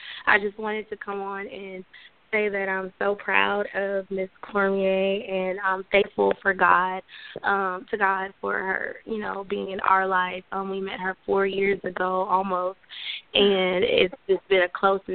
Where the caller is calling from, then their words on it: Houston, Texas, United States; I'm calling from Houston, Texas